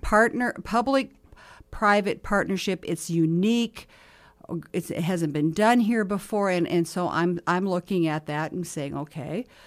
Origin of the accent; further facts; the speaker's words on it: Mobridge, South Dakota, United States; now in Sioux Falls, United States; I was in my hometown of Mobridge this summer